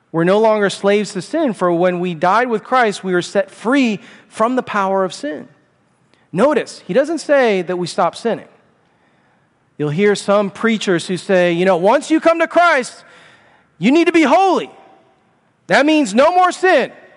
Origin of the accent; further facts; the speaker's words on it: Chicago, Illinois, United States; I'm from Chicago